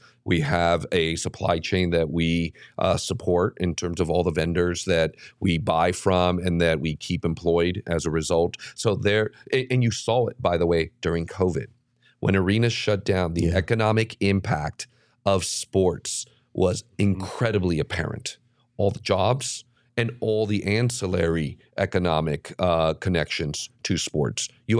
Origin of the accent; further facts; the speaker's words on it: Mexico; now in United States; You know, I was an 8-year-old kid in Dodger Stadium watching this lefty from my home country.